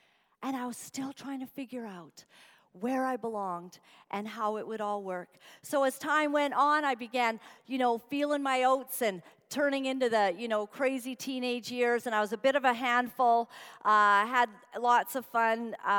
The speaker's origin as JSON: {"language": "English", "country": "Uganda", "tie": "born or raised there", "said": "And I grew up in Uganda, and Idi Amin came into power when I was about 7 years old."}